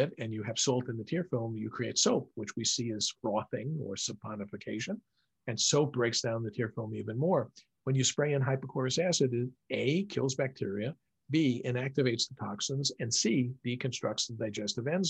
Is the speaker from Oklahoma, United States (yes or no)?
no; New York City, New York, United States; I grew up in New York City